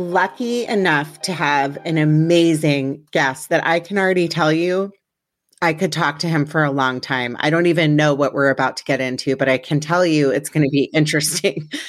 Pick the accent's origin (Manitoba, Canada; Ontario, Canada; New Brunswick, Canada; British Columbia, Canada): Manitoba, Canada; Winnipeg; I was originally born in Winnipeg